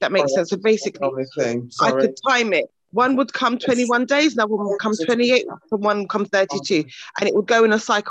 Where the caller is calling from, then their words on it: Bedfordshire, East of England, United Kingdom; I'm calling from Bedfordshire